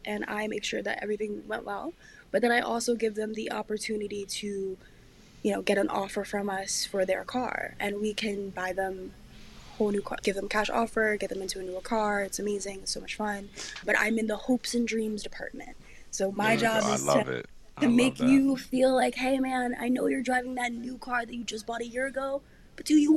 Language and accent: English; New York, United States; we're from New York